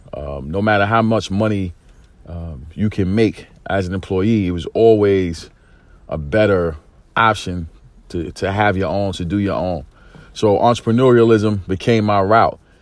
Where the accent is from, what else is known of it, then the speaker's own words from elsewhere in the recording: New York City, New York, United States; growing up in East New York, single parent home